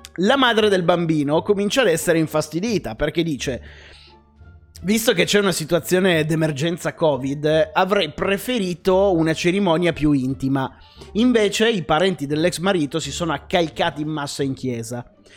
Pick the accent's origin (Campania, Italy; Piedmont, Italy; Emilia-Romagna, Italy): Piedmont, Italy; Casale Monferrato; Io sono nato a Casale Monferrato